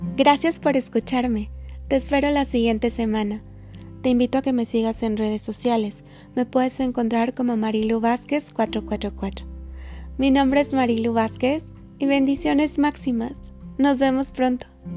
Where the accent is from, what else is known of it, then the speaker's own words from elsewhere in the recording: Mexico; en México, en mi país